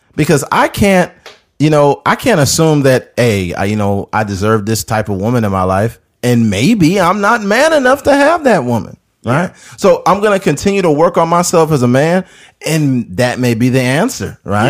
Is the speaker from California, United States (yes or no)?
yes; Bakersfield, California, United States; I'm from Bakersfield.